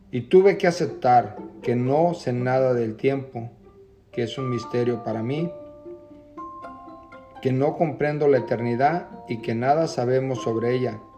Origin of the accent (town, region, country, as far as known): Jalisco, Mexico; now in Camarillo, United States